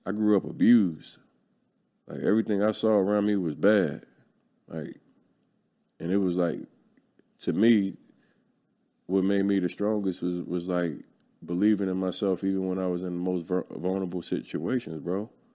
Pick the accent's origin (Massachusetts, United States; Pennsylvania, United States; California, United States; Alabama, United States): Pennsylvania, United States; Philadelphia; I'm from North Philly